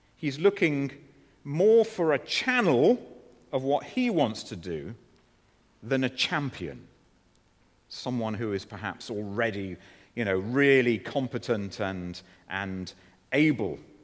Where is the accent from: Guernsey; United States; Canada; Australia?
Guernsey; moved away; the church in which I was growing up in Guernsey